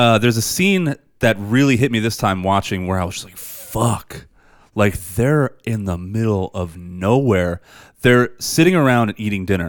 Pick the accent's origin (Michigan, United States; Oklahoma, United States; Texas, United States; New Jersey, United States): New Jersey, United States; I grew up on McGuire Air Force Base. And there's like woods around there with pine trees and stuff.